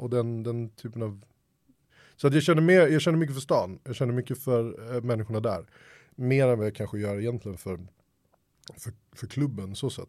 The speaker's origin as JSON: {"language": "Swedish", "town": "Helsingborg", "region": "Skåne", "country": "Sweden", "tie": "born or raised there", "also_born_or_lived": "Stockholm", "said": "Stockholm, växte upp i, Stockholm, eller i Helsingborg. Det är därför min dialekt är oerhört svajig."}